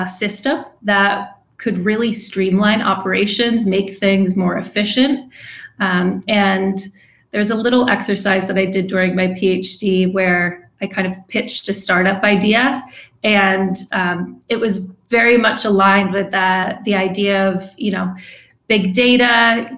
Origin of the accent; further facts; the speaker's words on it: East Coast, United States; moved away as an adult; also born or lived in England; now in San Diego, United States; I'm from the East Coast